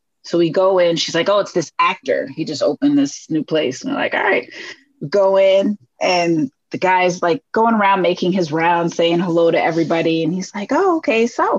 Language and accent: English; New York City, New York, United States; moved away as an adult; now in Philadelphia, United States; So I grew up on South Portland. I was born at Methodist.